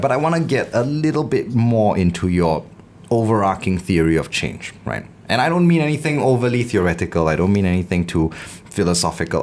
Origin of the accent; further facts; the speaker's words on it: Singapore; growing up in the Singapore education system